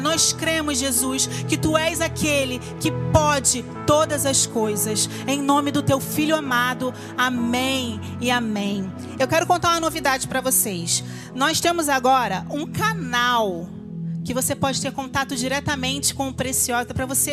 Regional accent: Rio de Janeiro, Brazil; eu sou do Rio de Janeiro

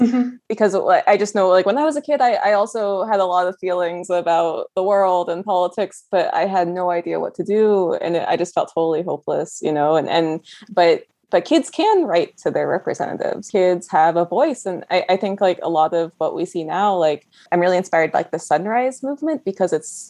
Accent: a small town outside of Orlando, Florida, United States; I grew up in Florida in a small town outside of Orlando

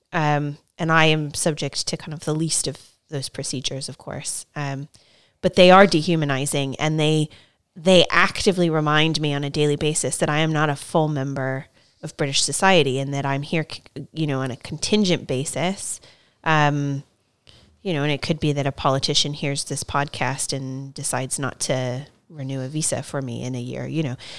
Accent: United States; now in United Kingdom; I'm American, um, from the United States

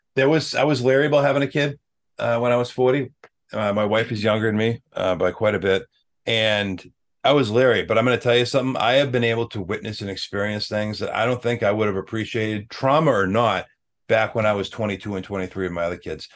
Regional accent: Ireland; we're both Irish

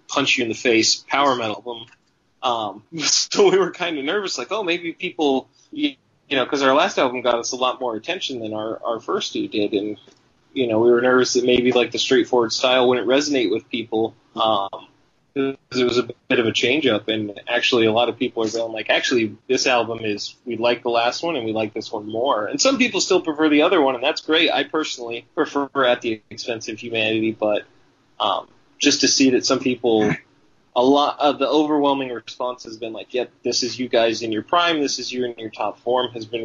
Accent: Bristol, Tennessee, United States; moved away; also born or lived in Arizona; I grew up partially in Arizona, but I'm from Bristol, Tennessee, so I grew up around a lot of country music

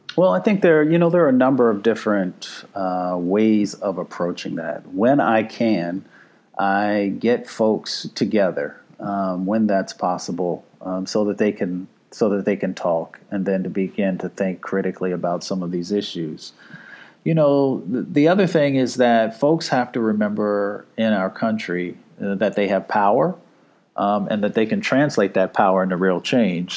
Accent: Appalachia, United States; I come from Appalachia.

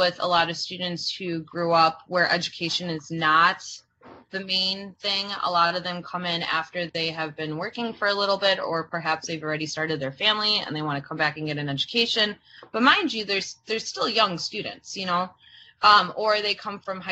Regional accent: United States; first language Croatian; English is a second language; I'm first generation American. My primary language, my first language was not English

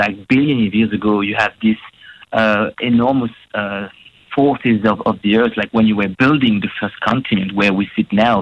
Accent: France; moved away as an adult; also born or lived in Western Australia; now in Australia; I'm from France

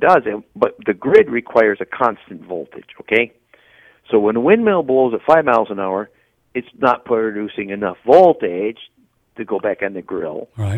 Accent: Wisconsin, United States; I'm from Wisconsin

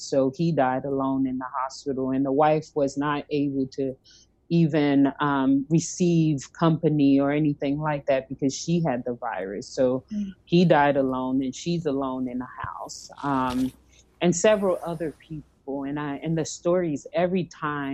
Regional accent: East Coast, United States; moved away; I'm from the East Coast, so I have lots of family in New Jersey and in the New York area

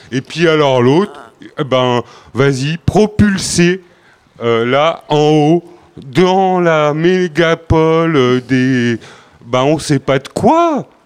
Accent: Paris, Île-de-France, France; En fait, euh, je suis parisien.

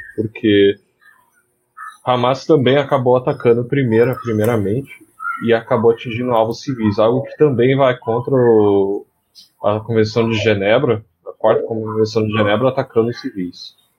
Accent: Brazil; eu sou brasileiro

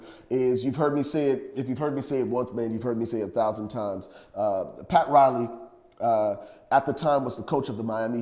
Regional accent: Liberia; now in Dallas, United States; growing up in Liberia. And y'all know I'm originally from Liberia, West Africa

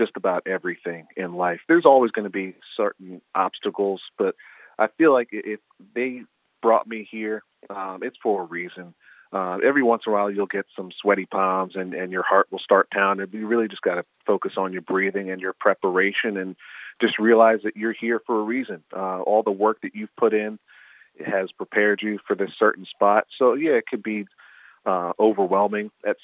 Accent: Philadelphia, Pennsylvania, United States; I grew up in the Philadelphia market

